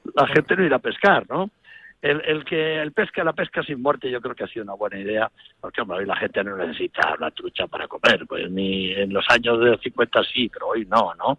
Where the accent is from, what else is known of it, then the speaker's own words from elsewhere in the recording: Tolivia, Castile and León, Spain; cuando yo nací en León Capital, me llevaron a nacer allí, pero es que cuando yo tenía tres días, fui, me llevaron a vivir a Tolivia